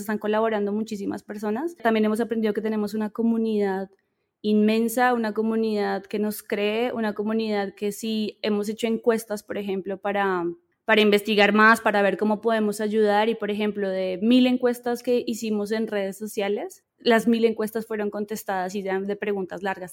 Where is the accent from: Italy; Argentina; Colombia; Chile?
Colombia; moved away as an adult; now in Mexico; soy colombiana, pero vivo en México hace unos tres años